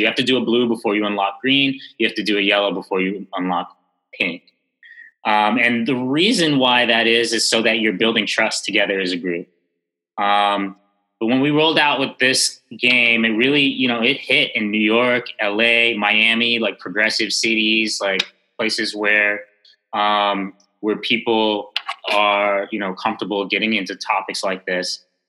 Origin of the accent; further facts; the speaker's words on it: Jamaica; being of Jamaican origin, you know, I actually, it's a post-colonial island, pretty much the British colonial islands and countries all have, you know, these remnants of colonial reign, and colorism is one of them, and we have it here in a major way